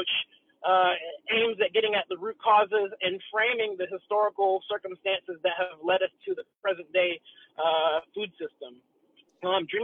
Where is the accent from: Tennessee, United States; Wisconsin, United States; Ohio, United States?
Tennessee, United States; I'm a country boy. I'm from Tennessee.